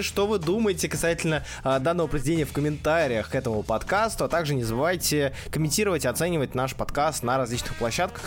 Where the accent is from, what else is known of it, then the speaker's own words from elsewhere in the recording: Saint Petersburg, Russia; Я из Санкт-Петербурга. Родился, вырос